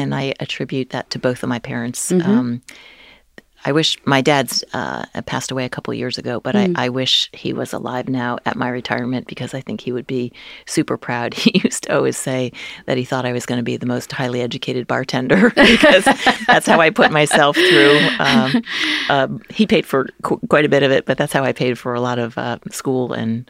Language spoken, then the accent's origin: English; New Jersey, United States; I grew up in New Jersey.